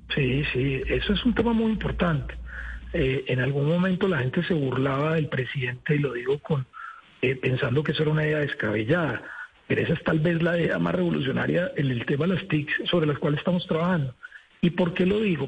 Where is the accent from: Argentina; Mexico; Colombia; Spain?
Colombia; lo digo como colombiano